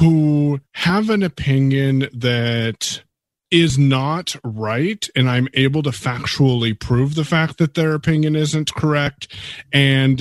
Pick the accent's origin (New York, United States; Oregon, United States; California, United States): Oregon, United States; Coquille; I'm from Coquille, Oregon, on the beautiful Oregon coast.